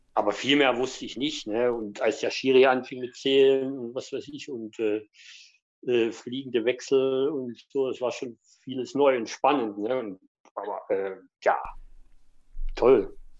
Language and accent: German; Dresden, Saxony, Germany; also born or lived in Sennestadt, Bielefeld; now in Bielefeld, Germany; da ich eben äh, Sachse bin, gebürtiger Dresdner